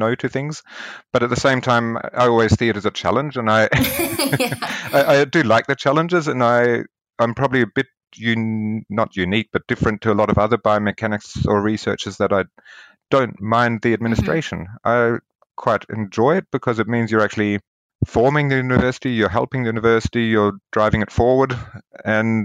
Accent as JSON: {"language": "English", "country": "New Zealand", "tie": "born or raised there", "said": "I grew up in New Zealand, and I was very close to both the beaches"}